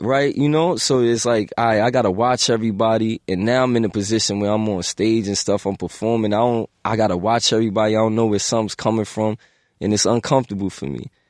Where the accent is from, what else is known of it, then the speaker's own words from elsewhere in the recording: New York City, New York, United States; I'm from the Bronx.